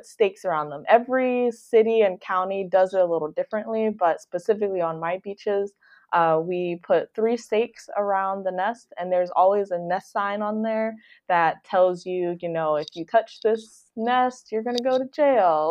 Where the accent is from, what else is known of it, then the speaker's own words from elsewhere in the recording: Detroit, Michigan, United States; moved away; also born or lived in South Florida; I'm from Detroit, Michigan